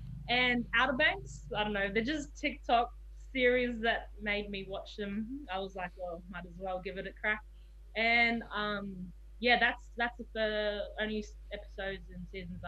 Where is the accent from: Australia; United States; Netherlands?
Australia; Sydney, New South Wales; born there; So I was born in Sydney, and that's my reason.